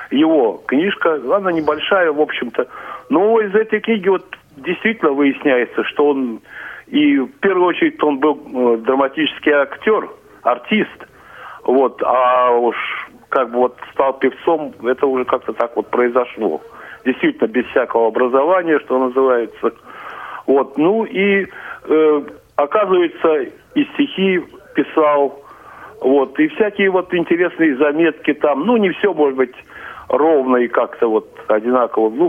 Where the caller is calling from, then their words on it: Saint Petersburg, Russia; Добрый день. Я из Петербурга.